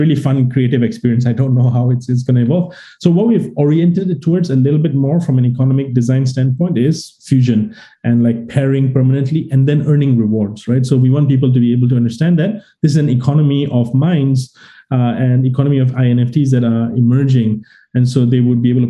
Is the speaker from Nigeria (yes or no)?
no; Singapore; I'm Singaporean